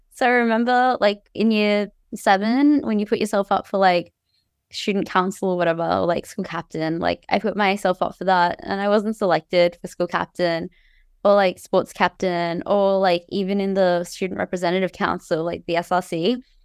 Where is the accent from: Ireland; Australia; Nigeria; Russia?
Australia; Cairns, Queensland; moved away as an adult; now in United States; I grew up in Cairns in far north Queensland. Um, I was there from when I was born until I was eighteen.